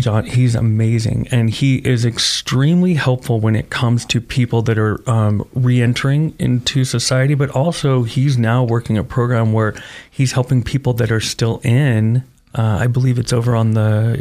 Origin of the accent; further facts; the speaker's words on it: Parma, Ohio, United States; moved away as an adult; also born or lived in Oregon; I grew up in Parma